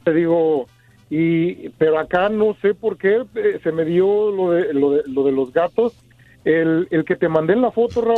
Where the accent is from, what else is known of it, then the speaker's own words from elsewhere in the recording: Mexico City, Mexico; now in United States; yo vengo del DF, soy de soy chilango.